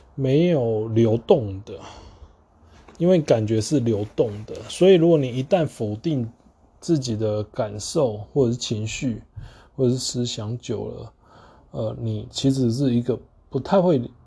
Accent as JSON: {"language": "Chinese", "country": "Taiwan", "said": "我们台湾人用的中文"}